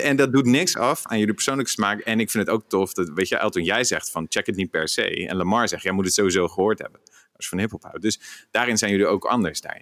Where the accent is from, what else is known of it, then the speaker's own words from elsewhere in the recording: Rotterdam, South Holland, Netherlands; als Rotterdammer